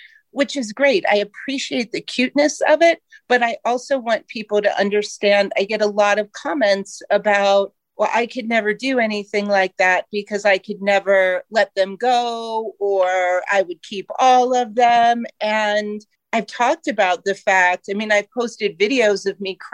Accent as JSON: {"language": "English", "region": "Ohio", "country": "United States", "tie": "born or raised there", "moved": "as an adult", "lives_now": "Colorado, United States", "said": "I was born and raised in Ohio"}